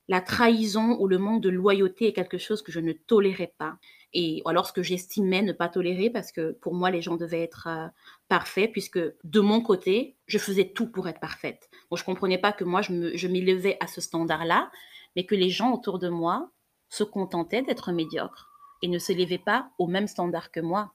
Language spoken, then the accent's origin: French; Cameroon; J'ai grandi au Cameroun